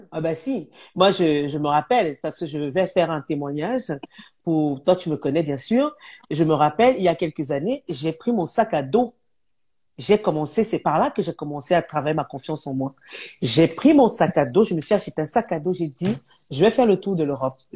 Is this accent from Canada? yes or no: no; France; je suis une Française, tout simplement.